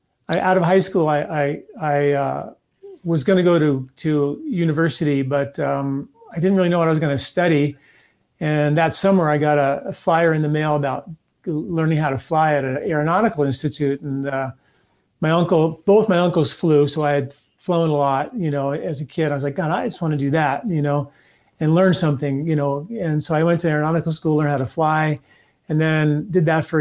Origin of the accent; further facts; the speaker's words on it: Valhalla, New York, United States; I grew up in a very small town in New York, Valhalla, New York.